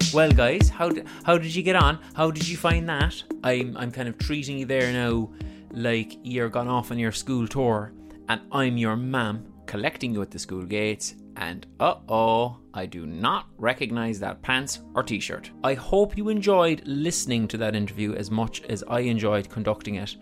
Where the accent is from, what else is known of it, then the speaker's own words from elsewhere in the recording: Ireland; as an Irish person